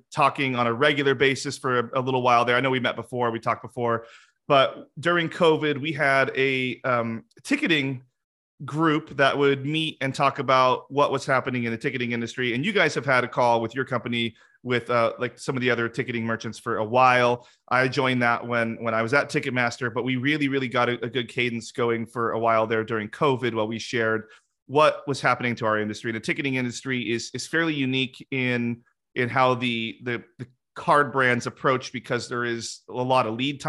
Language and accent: English; Salem, Oregon, United States; I grew up in Salem, so I'm familiar.